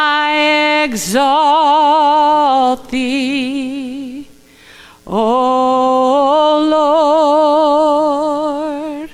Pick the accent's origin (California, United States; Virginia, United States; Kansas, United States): California, United States; Los Angeles; also born or lived in Santa Maria, California; we moved to Los Angeles from Santa Maria